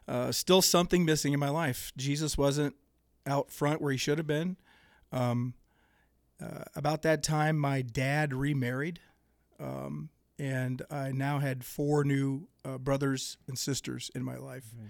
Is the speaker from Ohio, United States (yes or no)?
yes; Greenville, Ohio, United States; I was born and raised in Dark County, gr, a little town called Greenville